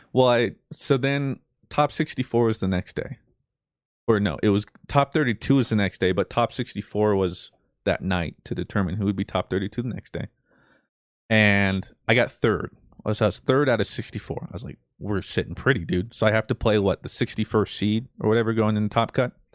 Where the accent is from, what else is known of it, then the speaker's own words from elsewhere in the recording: Colorado, United States; I'm this nobody from Colorado